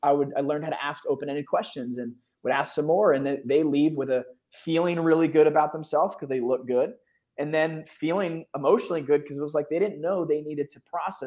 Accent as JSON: {"language": "English", "region": "Northeast", "country": "United States", "lives_now": "Austin, United States", "said": "I'm from the Northeast. I live in Austin, and I'm the only one that doesn't have a Southern accent, you know, and you know, well."}